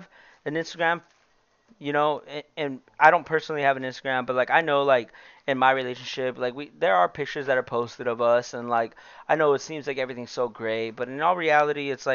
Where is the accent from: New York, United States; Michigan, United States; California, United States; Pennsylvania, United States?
California, United States; El Centro; we're all from El Centro